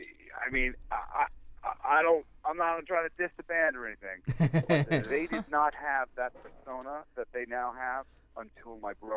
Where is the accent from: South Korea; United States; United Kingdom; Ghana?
United States; New York; accent: Long Island; I threw away my Long Island accent in favor of, you know, money.